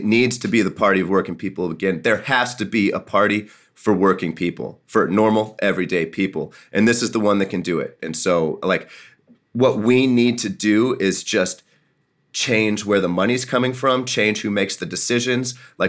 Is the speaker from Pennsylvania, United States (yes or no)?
no; Jefferson City, Missouri, United States; When I was growing up in Jeff City on Dunklin Street, you know, we had a local grocer on the corner.